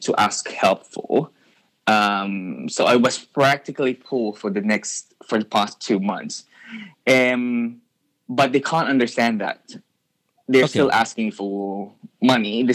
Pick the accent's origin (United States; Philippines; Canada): Philippines; now in Australia; I'm a Filipino and I am overseas